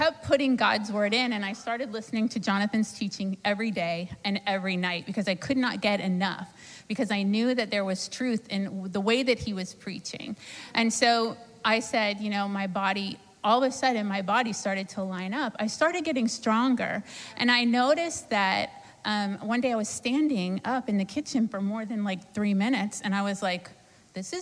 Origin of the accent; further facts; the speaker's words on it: Sarasota, Florida, United States; I'm from Sarasota, Florida.